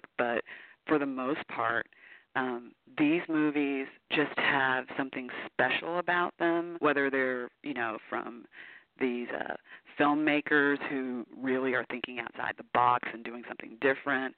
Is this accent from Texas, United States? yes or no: yes; Houston, Texas, United States; now in Portland, United States; I'm originally from Houston, Texas, but I now live in lovely Portland, Oregon.